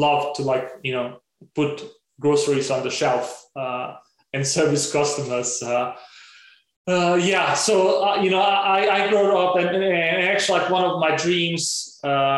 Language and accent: English; Denmark; growing up in Denmark has been a huge privilege in itself